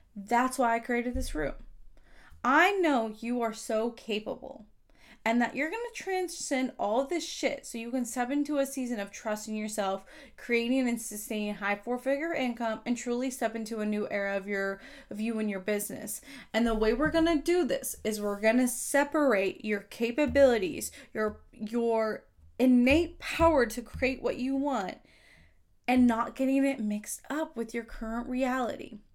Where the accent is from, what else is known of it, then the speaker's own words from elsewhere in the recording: Kansas, United States; now I'm on a list of thirty under thirty in my home state